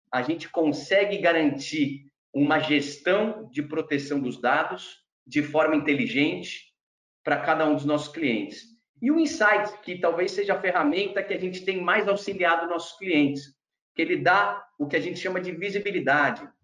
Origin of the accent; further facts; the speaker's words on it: Brazil; nasci e cresci no Brasil